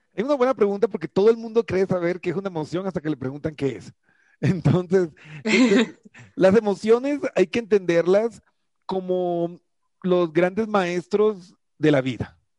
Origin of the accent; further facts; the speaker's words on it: Colombia; yo soy colombiano